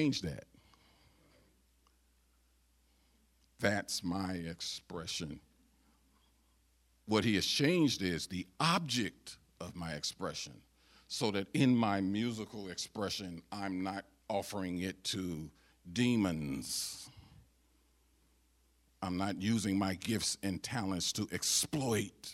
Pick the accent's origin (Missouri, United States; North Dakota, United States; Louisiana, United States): Missouri, United States; St. Louis; When I gave my heart to the Lord as a 4-year-old little kid in ghetto Northside St. Louis, Missouri